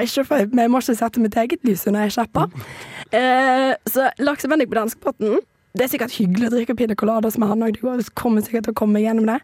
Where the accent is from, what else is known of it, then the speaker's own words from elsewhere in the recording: Somalia; also born or lived in Western Norway; now in Norway; som somalier